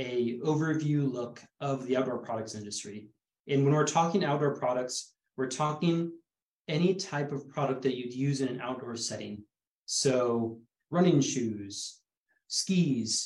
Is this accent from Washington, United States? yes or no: yes; Bellingham, Washington, United States; moved away as an adult; now in Bend, United States; I'm from Bellingham, Washington